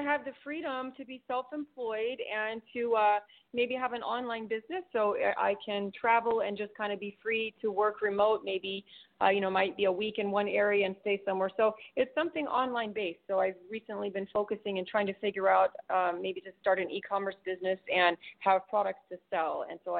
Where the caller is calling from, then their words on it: Clearwater, Florida, United States; Hi, this is … in Clearwater.